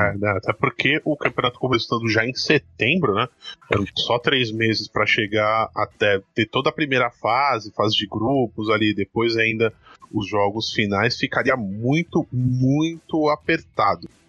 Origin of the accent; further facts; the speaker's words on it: São Paulo, Brazil; tanto eu quanto o Fernandão somos daqui de São Paulo